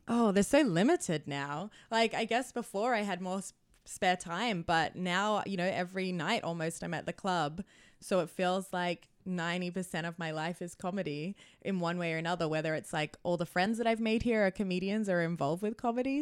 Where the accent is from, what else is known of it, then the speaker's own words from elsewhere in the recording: New South Wales, Australia; also born or lived in Sunshine Coast, Queensland; now in Vancouver, Canada; I grew up in New South Wales, but then I lived on the sunshine coast of Queensland for a few years before I moved out here